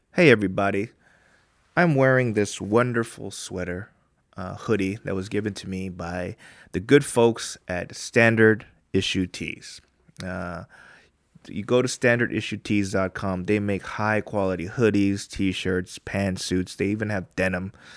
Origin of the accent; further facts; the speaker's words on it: United States; now in Korea; we're from there